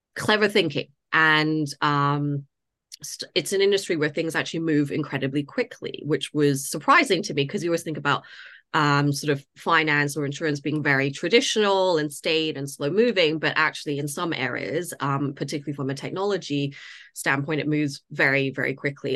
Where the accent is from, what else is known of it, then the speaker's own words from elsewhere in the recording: Toronto, Ontario, Canada; moved away as an adult; also born or lived in United States; now in London, United Kingdom; I grew up in Canada.